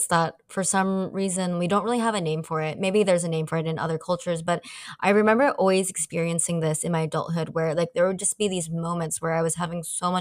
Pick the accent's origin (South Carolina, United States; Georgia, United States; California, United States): California, United States; San Francisco; moved away as an adult; also born or lived in Asia; I grew up Asian American in San Francisco